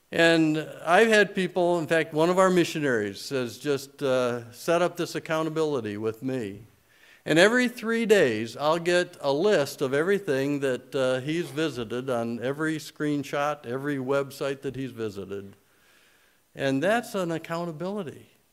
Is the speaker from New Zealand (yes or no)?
no; Michigan, United States; I grew up in Michigan where we say err